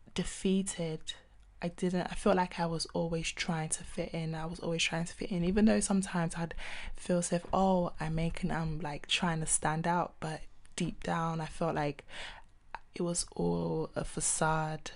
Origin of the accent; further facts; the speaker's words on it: London, United Kingdom; also born or lived in Nigeria; I'm a singer-songwriter from South London